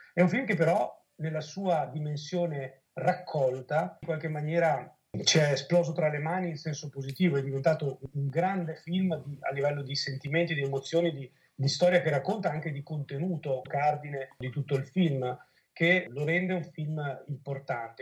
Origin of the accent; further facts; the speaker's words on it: Veneto, Italy; come Veneti